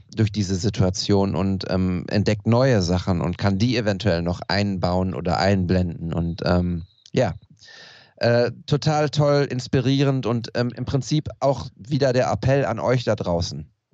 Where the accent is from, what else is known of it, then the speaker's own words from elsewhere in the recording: Ruhr area, North Rhine-Westphalia, Germany; wir im Pott